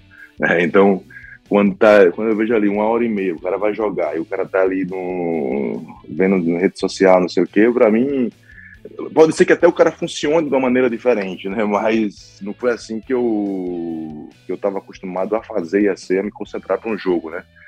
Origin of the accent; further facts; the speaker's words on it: Recife, Pernambuco, Brazil; moved away; also born or lived in São Paulo; minha terra, Recife